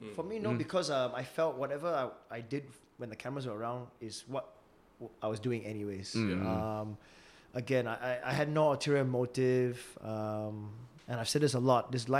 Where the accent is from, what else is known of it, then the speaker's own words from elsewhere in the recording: Singapore; fuck lah, I'm Singaporean, you know.